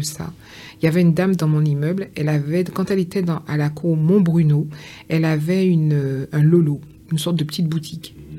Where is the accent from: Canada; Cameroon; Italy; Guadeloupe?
Guadeloupe; Pointe-à-Pitre; now in France; j'ai vécu à Pointe-à-Pitre, enfin je suis née à Pointe-à-Pitre